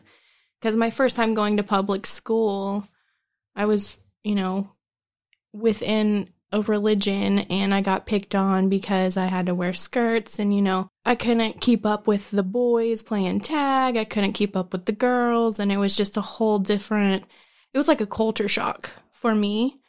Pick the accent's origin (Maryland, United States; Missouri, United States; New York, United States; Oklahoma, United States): Oklahoma, United States; Broken Arrow; I grew up in Broken Arrow and we moved around a lot.